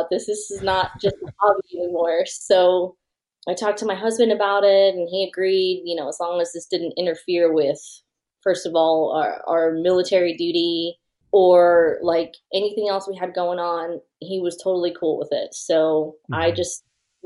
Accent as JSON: {"language": "English", "region": "Texas", "country": "United States", "moved": "as an adult", "said": "I'm from Texas originally, but being in the military, we've moved around quite a bit"}